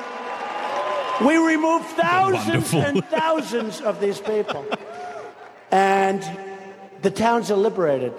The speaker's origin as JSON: {"language": "English", "area": "near Long Island", "region": "New York", "country": "United States", "tie": "born or raised there", "said": "I grew up in near Long Island, and I know every town out there."}